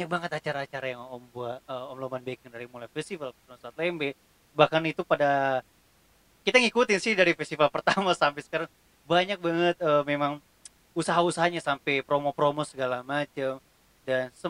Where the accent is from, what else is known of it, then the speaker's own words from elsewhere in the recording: Bitung, North Sulawesi, Indonesia; kita dulu kalau misalnya waktu kita SMA kita nggak aja bilang kita orang Bitung kita cuma bilang orang Manado karena kalau kita bilang orang Bitung